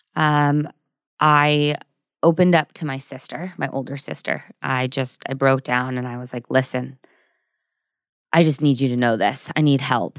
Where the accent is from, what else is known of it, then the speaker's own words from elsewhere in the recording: Burbank, California, United States; also born or lived in Newport Beach / Orange County; I'm from Burbank, which is near Studio City, Universal Studios